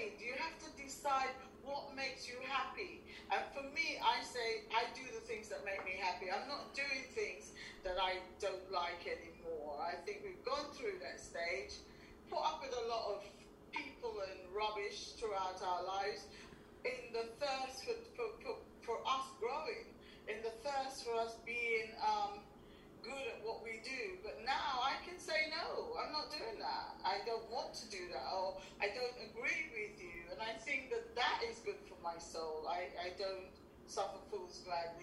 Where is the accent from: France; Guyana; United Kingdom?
Guyana; accent: Guyanese; moved away; I am originally from Guyana, and I've just regained some of the, you know, the accent